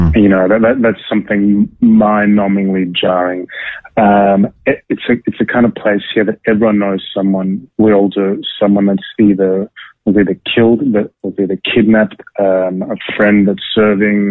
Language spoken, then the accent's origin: English; Sydney, New South Wales, Australia; moved away as an adult; now in Tel Aviv, Israel; I grew up in Bondi. I grew up in Sydney. Definitely missing Australia.